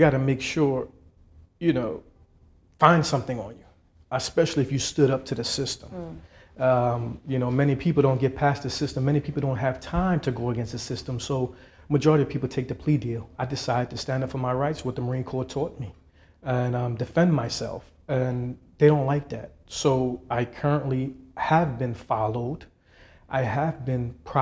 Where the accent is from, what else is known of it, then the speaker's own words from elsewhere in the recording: Trinidad & Tobago; now in United States; I'm from Trinidad.